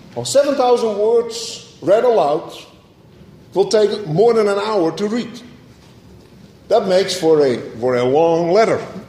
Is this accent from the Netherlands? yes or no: yes; Netherlands; moved away; growing up in Holland, I remember going to the church in the middle of the town